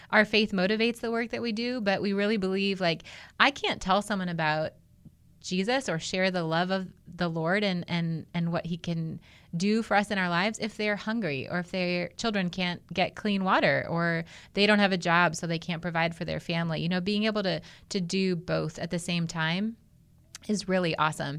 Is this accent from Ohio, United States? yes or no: yes; Outside of Cleveland, Ohio, United States; moved away; I was grew up in Ohio, though I'm a Midwest girl at heart